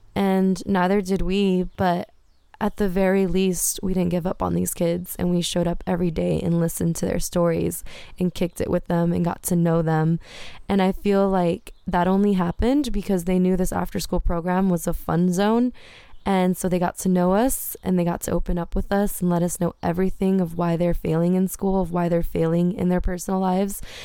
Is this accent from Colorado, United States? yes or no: no; Whittier, California, United States; as a brown girl, you know, growing up in Whittier